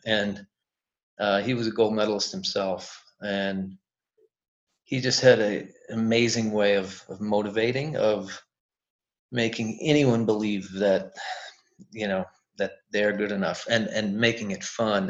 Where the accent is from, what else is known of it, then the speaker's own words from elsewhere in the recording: Wisconsin, United States; we're from Wisconsin